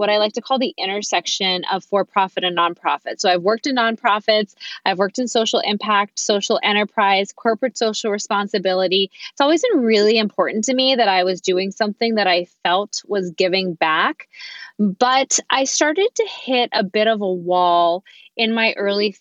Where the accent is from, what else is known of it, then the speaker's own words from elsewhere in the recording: Pittsburgh, Pennsylvania, United States; moved away as an adult; also born or lived in New York; my husband and I came back to my hometown of Pittsburgh, Pennsylvania